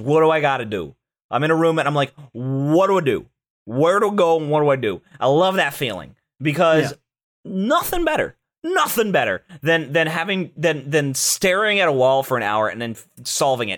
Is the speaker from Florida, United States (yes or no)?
yes; Orlando, Florida, United States; I was famous though in my hometown, very briefly, in my hometown of Orlando